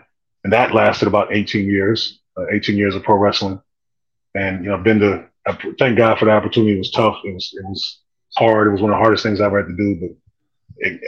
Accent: Kent, Ohio, United States; also born or lived in Cleveland, Ohio / Oklahoma / Alabama; I ended up growing up in Kent, Ohio

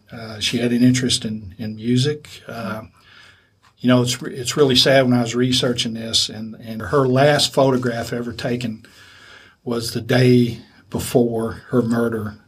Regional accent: Lexington, Kentucky, United States; I grew up here in Lexington

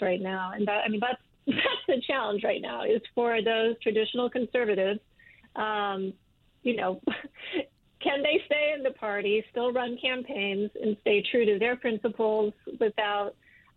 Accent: Michigan, United States; I'm from Michigan

